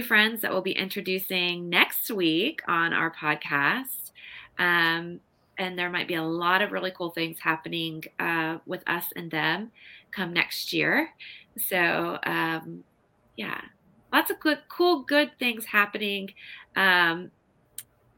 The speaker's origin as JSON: {"language": "English", "region": "Nebraska", "country": "United States", "tie": "born or raised there", "moved": "yes", "said": "local haunts where we grew up in Nebraska"}